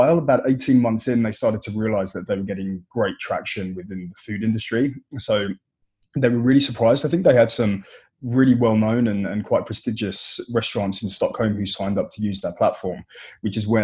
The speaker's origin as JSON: {"language": "English", "country": "United Kingdom", "accent": "British", "said": "my British accent"}